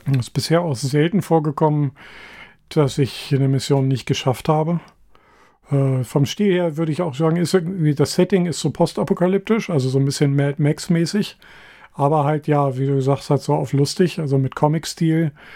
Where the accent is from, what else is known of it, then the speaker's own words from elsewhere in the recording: Hanover, Lower Saxony, Germany; als Hannoveraner